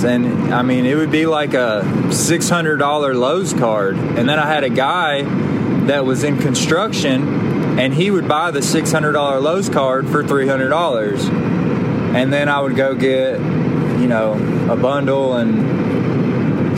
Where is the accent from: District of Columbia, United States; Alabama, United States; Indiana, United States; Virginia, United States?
Alabama, United States; also born or lived in Pontiac, Michigan; I moved down here to Alabama when I was a kid